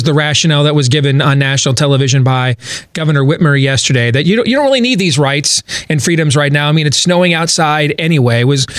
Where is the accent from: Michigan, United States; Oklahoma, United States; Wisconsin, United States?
Michigan, United States; I grew up in Michigan.